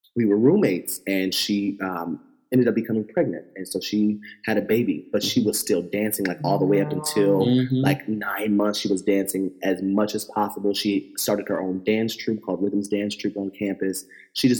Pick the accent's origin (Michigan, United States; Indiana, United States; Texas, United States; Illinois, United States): Indiana, United States; Fort Wayne; now in New York, United States; I'm from Fort Wayne, Indiana